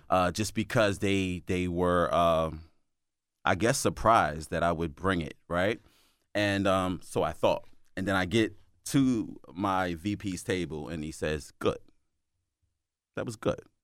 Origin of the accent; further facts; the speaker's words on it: Philadelphia, Pennsylvania, United States; moved away as an adult; now in Delaware, United States; am born and raised in Philadelphia